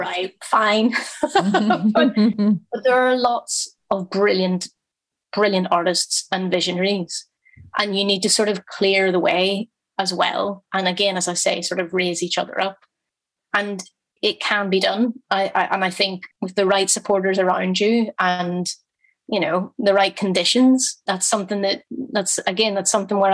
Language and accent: English; Belfast, Northern Ireland, United Kingdom; I grew up in a very working class family in Belfast